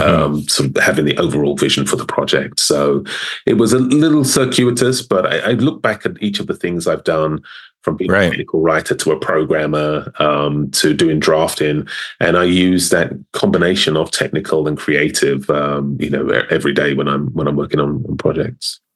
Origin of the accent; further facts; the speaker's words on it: London, United Kingdom; moved away; born and raised in London, South London